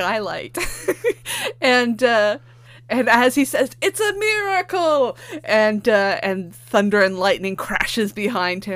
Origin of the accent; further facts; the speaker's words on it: Canada; being a Canadian